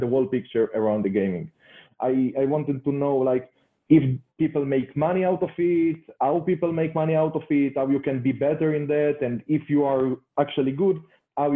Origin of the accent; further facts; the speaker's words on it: Israel; I'm coming from Israel.